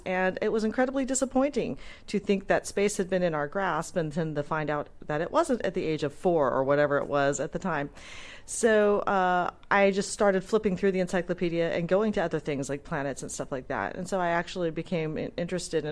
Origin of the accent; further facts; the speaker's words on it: California, United States; I'm not originally from San Diego, but I am a native Californian, so we used to visit San Diego a lot as a kid